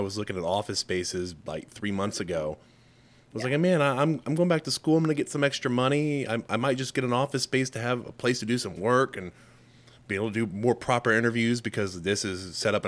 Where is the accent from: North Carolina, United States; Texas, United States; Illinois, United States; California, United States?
Texas, United States; moved away as an adult; also born or lived in South Carolina / Saratoga Springs, New York; I'm from Texas